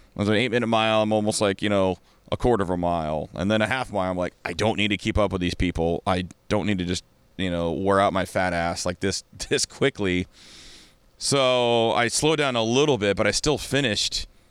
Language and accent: English; Kirkland, Washington, United States; I'm from Kirkland